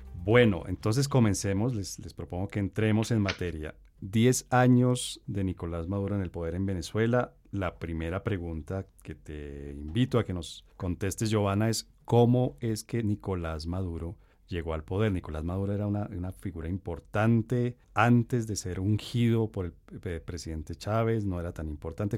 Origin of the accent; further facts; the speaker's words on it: Colombia; uno como colombiano